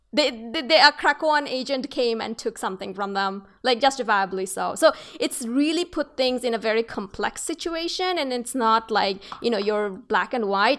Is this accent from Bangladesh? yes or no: yes; Bangladesh; moved away; I come from Bangladesh, so I have to deal, I have, I'm actually a person of two worlds